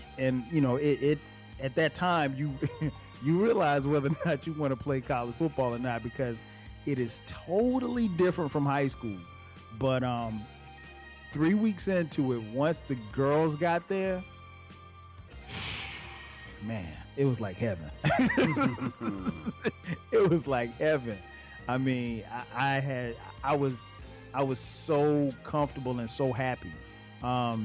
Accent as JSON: {"language": "English", "town": "Florence", "region": "South Carolina", "country": "United States", "tie": "born or raised there", "said": "I grew up in Florence, South Carolina"}